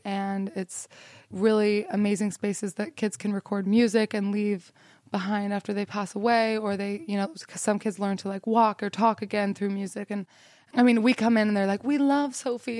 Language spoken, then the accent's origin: English; Salt Lake City, Utah, United States; I grew up in Salt Lake City, Utah